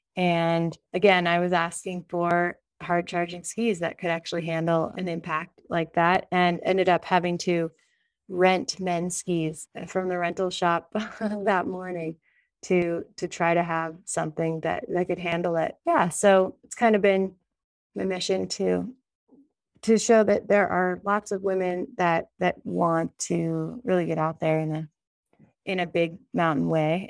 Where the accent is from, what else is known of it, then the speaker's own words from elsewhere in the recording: Sun Valley, Idaho, United States; now in Jackson Hole, United States; I grew up in Sun Valley, Idaho